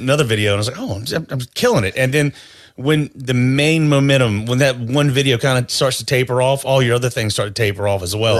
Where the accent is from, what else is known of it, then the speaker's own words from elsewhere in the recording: North Carolina, United States; grew up in North Carolina